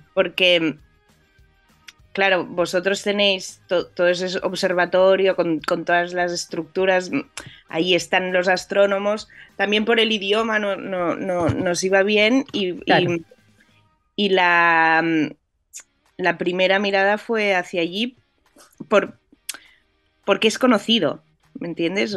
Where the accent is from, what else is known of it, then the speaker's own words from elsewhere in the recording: Barcelona, Catalonia, Spain; yo soy de España, soy, soy de Barcelona